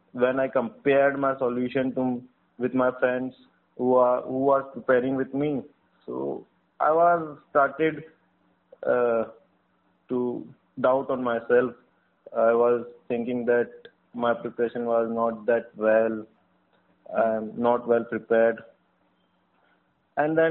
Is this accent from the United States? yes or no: no; Ajmer, Rajasthan, India; I'm from Rajasthan, Ajmer